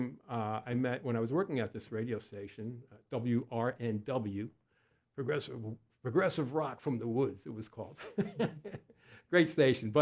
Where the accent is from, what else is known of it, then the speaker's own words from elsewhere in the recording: Westchester County, New York, United States; moved away as an adult; now in Lancaster County, United States; When I was growing up in Westchester, one of my brothers was a drummer